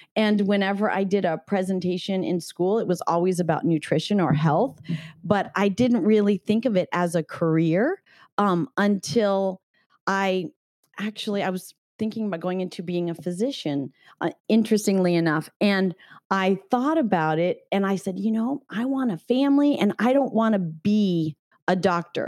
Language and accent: English; Northern California, United States; I grew up in Northern California.